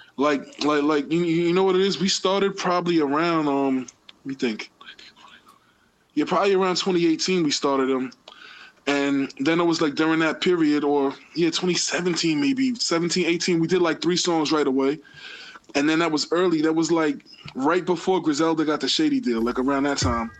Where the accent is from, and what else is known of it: New York City, New York, United States; born or raised there